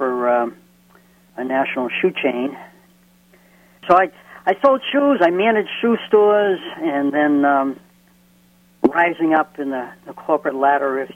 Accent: Lynn, Massachusetts, United States; I grew up in Lynn, Massachusetts.

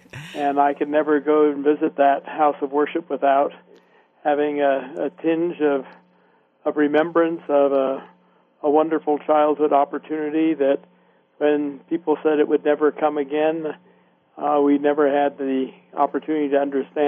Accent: San Francisco Peninsula, California, United States; I grew up on the San Francisco Peninsula in California. I was raised in a Baha'i household.

